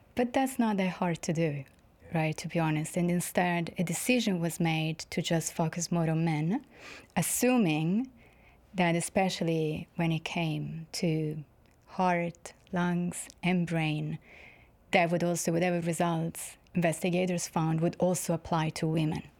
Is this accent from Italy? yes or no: yes; Florence, Tuscany, Italy; moved away; I'm from Florence in Italy